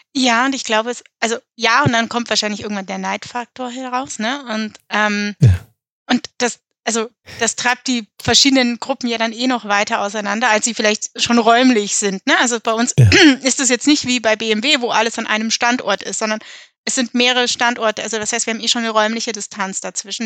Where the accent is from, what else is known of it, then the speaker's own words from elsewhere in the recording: Allgäu, Bavaria, Germany; also born or lived in Westphalia; now in Munich, Germany; auch wenn ich hier nicht wirklich aufgewachsen bin, sondern im Allgäu und komme gebürtig aus Westfalen